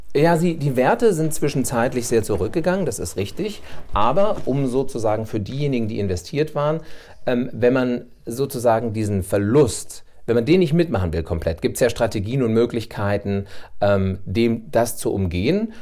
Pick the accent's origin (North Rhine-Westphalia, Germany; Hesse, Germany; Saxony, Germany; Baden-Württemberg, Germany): Hesse, Germany; Bad Vilbel; also born or lived in Hanau / Berlin; bin ich wieder zurückgekommen in meine Heimatstadt nach Bad Vilbel